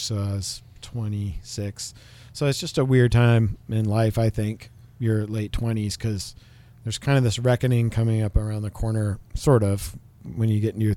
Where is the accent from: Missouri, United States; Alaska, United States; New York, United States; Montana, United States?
Montana, United States; Missoula; growing up in Montana